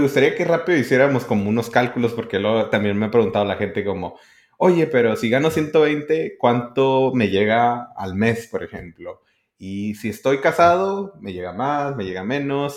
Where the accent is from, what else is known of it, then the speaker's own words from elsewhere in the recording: northern border, Mexico; Y yo de la frontera.